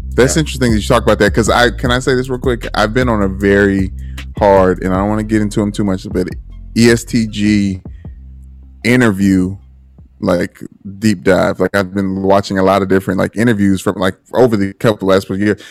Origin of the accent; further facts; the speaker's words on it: Detroit, Michigan, United States; I am from Newburgh.